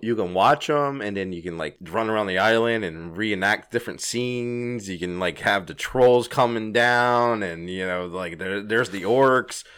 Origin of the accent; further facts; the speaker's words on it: Louisiana, United States; I'm from Louisiana